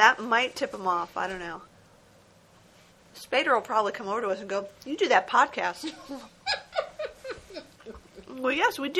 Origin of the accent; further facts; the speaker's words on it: New Jersey, United States; moved away; growing up in New Jersey